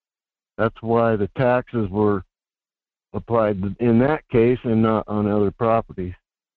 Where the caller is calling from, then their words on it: Fairbanks, Alaska, United States; … in Fairbanks.